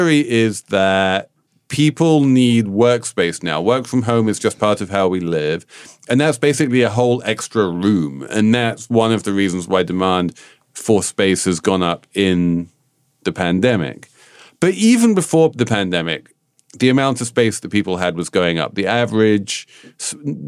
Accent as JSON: {"language": "English", "region": "England", "country": "United Kingdom", "said": "I'm English"}